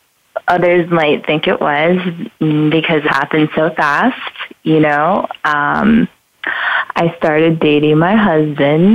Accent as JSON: {"language": "English", "region": "New York", "country": "United States", "tie": "born or raised there", "also_born_or_lived": "New Jersey", "moved": "as an adult", "lives_now": "Los Angeles, United States", "said": "I was born in New York, raised in New York, and New Jersey for a little bit"}